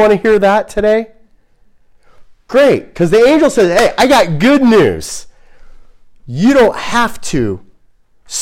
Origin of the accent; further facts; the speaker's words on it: United States; as an American